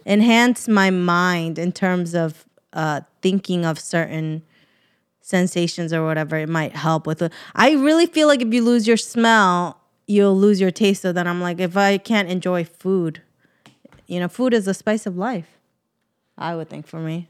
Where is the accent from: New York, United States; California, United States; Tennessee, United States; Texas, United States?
New York, United States; moved away; I'm from New York